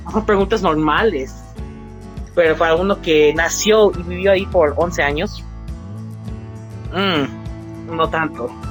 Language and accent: Spanish; Mexico; sí soy mexicano, pero también soy americano. Soy uno de los nuevos que sacaron el nacionalidad doble o dual.